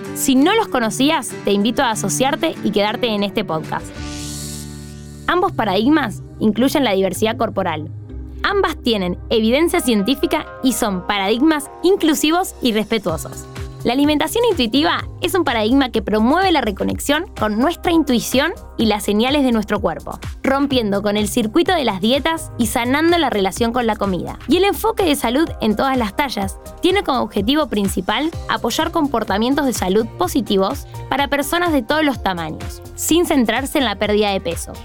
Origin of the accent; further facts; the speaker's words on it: Argentina; Vivo y soy de Argentina.